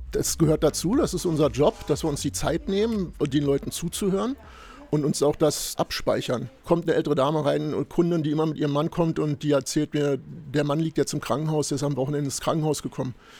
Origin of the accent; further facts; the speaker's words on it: Berlin, Germany; wir sind hier groß geworden mhm. in Rudo, meine Schwester und ich